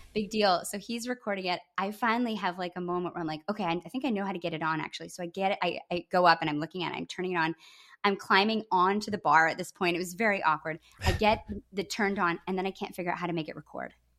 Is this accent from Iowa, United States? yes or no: no; Grand Rapids, Michigan, United States; my hometown in Grand Rapids, Michigan